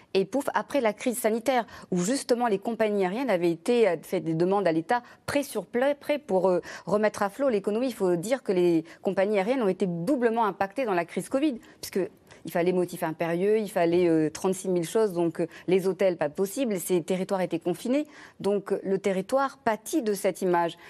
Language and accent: French; Réunion; Je suis réunionnaise.